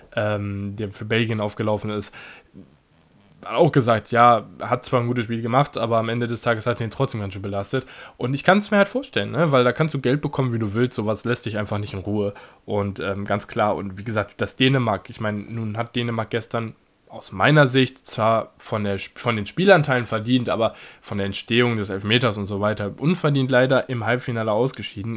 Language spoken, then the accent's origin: German; Germany; selbst als Deutscher